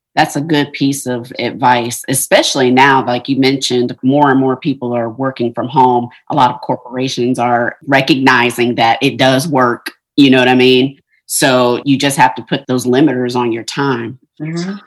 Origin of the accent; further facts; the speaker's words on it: Ohio, United States; I'm from Ohio